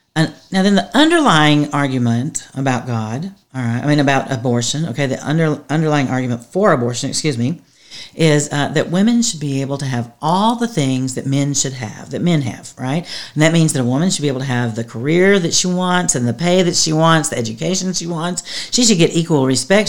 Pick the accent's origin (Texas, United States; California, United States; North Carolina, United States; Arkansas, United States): Texas, United States; I'm from Texas